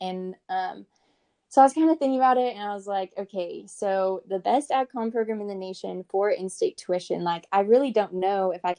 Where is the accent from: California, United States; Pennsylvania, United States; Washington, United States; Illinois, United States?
Washington, United States; moved away as an adult; also born or lived in Texas; growing up in Washington, I was always really involved with the ag industry. My mom's side of the family has a farm, and so we spent a lot of summers on the farm.